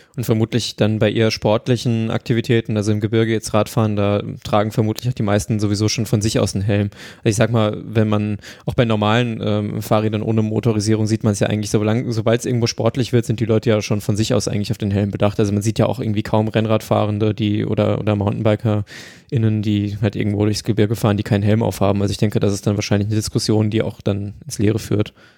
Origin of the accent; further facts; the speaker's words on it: Germany; ich komme aus Deutschland